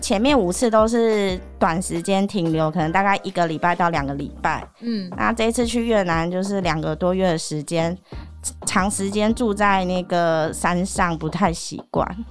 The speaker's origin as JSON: {"language": "Chinese", "country": "Taiwan", "said": "可能我们台湾人平常不会买"}